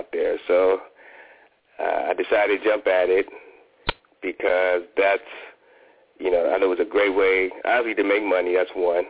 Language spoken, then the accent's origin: English; Ohio, United States; moved away as an adult; also born or lived in Washington, D.C. / Fort Worth, Texas; now in Atlanta, United States; I wanted to move closer to my home. I'm from Ohio.